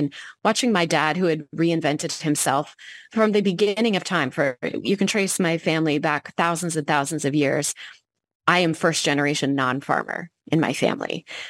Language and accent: English; Tampa, Florida, United States; born there; And I was born on MacDill Air Force Base in Tampa, Florida.